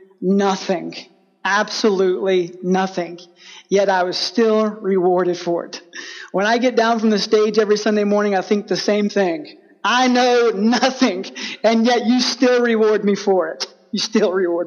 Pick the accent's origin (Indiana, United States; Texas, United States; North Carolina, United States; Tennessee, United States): Texas, United States; I grew up in Texas